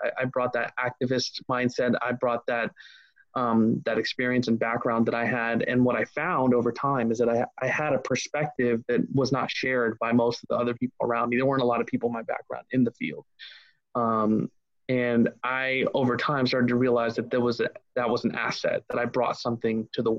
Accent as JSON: {"language": "English", "region": "Ohio", "country": "United States", "tie": "born or raised there", "said": "I grew up in Ohio"}